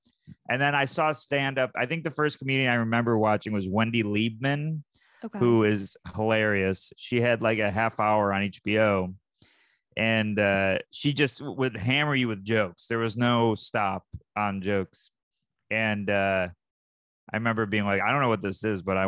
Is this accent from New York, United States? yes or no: yes; Syracuse, New York, United States; moved away; I'm from Syracuse, New York